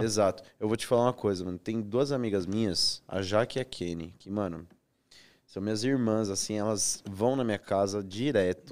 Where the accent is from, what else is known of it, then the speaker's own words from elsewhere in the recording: Presidente Prudente, São Paulo, Brazil; Eu sou de Presidente Prudente